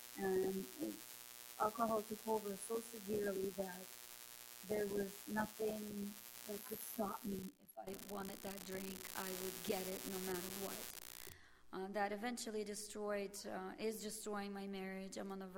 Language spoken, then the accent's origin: English; Winnipeg, Manitoba, Canada; Good morning. … I am from Winnipeg. I'm 32 years old.